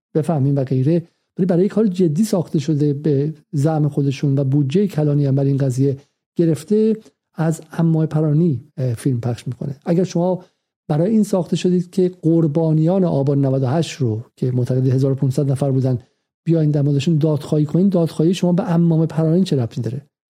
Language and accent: Persian; Iran; now in London, United Kingdom; ما که ایرانی هستیم